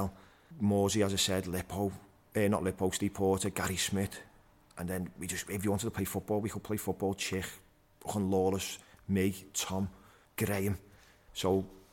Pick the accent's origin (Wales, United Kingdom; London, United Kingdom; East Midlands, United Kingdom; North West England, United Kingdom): North West England, United Kingdom; Liverpool; I was from Anfield